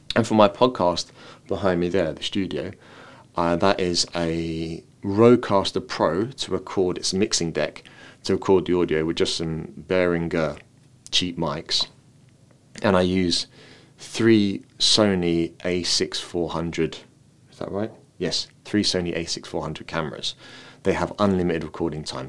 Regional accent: London, United Kingdom; now in Dublin, Ireland; I've come from a city. I come from London, and now I live in Dublin.

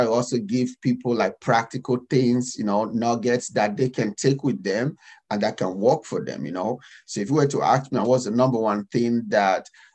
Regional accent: Nigeria; moved away as an adult; now in United States; I'm African, I'm Nigerian

